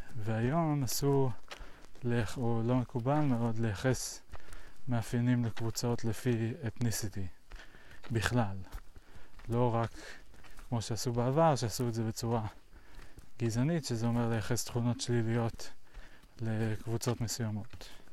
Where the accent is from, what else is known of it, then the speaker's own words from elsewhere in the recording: United States; now in Israel; פעם אני הייתי אמריקאי שגר בארצות הברית